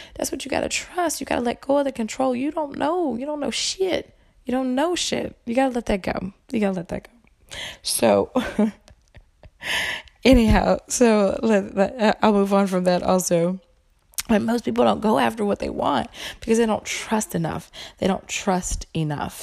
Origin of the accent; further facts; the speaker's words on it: the South, United States; I'm from the South